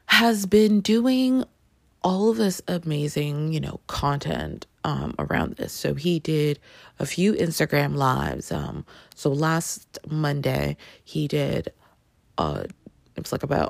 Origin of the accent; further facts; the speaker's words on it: Toronto, Ontario, Canada; I grew up in Toronto, and Toronto has yearly a huge Caribbean festival called Caribana